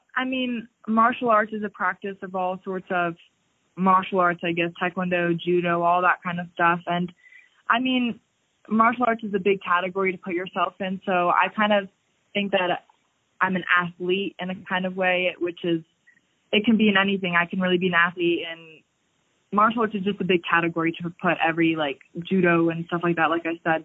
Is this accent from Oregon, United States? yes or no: no; Largo, Florida, United States; I'm from Florida, the city of Largo